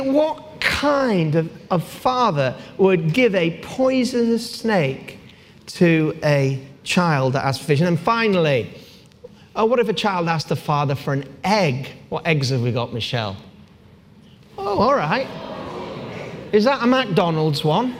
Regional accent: Gateshead, North East England, United Kingdom; I was born in Gateshead

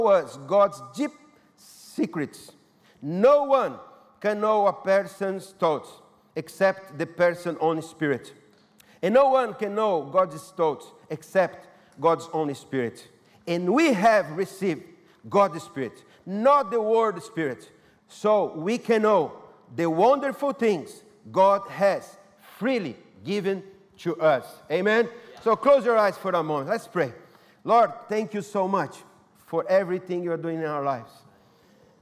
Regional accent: Brazil; English is a second language; moved away; I'm from Brazil

